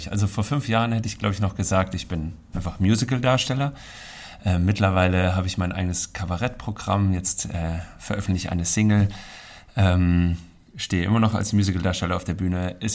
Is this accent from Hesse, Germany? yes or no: yes; Künzell, Hesse, Germany; Ähm, und früher im Künzel bin ich äh, äh, aufgewachsen in die Don Bosco Schule.